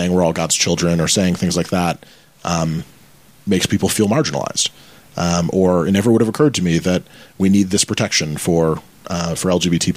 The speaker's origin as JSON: {"language": "English", "region": "Michigan", "country": "United States", "tie": "born or raised there", "moved": "yes", "said": "I grew up in Michigan, born and raised."}